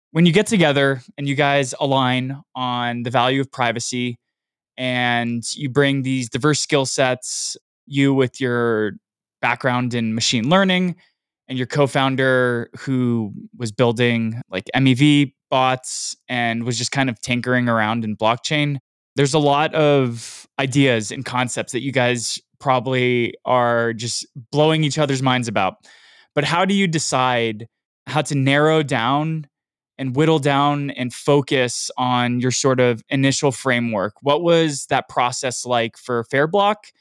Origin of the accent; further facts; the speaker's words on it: United States; I'm American